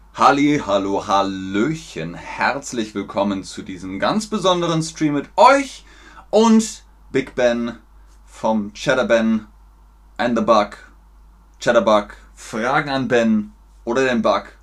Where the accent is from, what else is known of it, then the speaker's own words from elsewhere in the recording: Munich, Bavaria, Germany; first language German; also born or lived in Cologne, Germany; now in Hamburg, Germany; Ich bin in Köln geboren, das ist im Westen von Deutschland, und in Bayern aufgewachsen, das ist im Süden von Deutschland